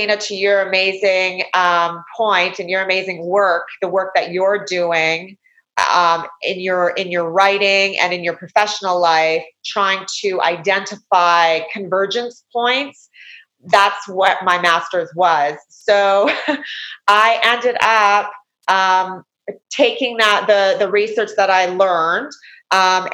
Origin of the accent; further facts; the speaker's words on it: Canada; moved away as an adult; also born or lived in United States; I'm a Canadian. I was born in Canada. I'm a Canadian citizen